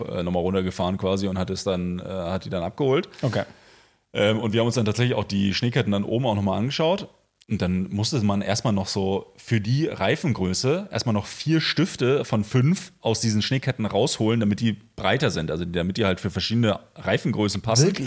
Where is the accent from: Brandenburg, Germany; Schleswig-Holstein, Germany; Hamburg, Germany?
Brandenburg, Germany; Potsdam; also born or lived in Berlin; als Potsdamer, als Berliner